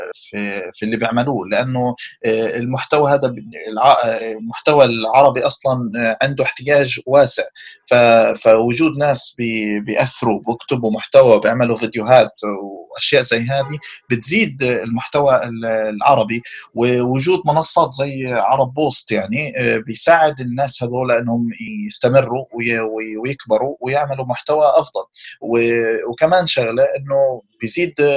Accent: Palestine; احنا عندنا في فلسطين

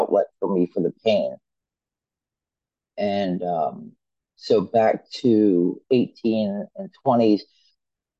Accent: Pennsylvania, United States; I'm from Pennsylvania. I'm born and raised here

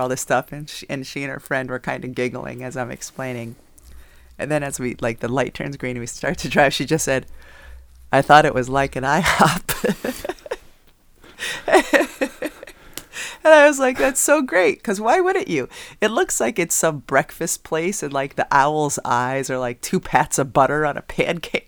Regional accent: Southwick, Massachusetts, United States; My hometown, sorry, of Southwick, Massachusetts.

